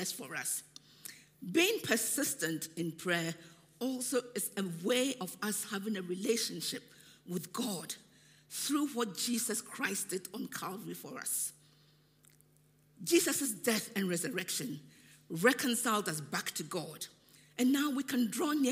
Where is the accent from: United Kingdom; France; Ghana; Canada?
Ghana; moved away; When I was growing up in Ghana